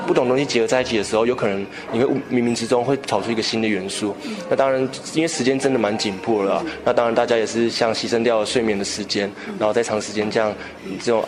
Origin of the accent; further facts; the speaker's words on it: Taiwan; 然后我来自台湾，然后目前就读台北名传大学的企业管理学系。